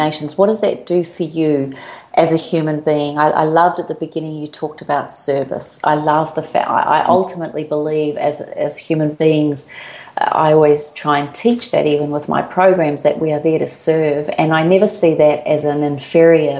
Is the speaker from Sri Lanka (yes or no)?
no; New Zealand; now in Australia; As a Kiwi living in Australia